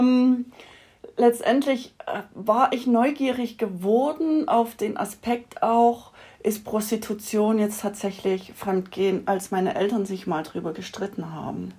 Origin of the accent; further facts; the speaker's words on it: Saxony, Germany; moved away as an adult; now in Austria; ich bin ja in Sachsen aufgewachsen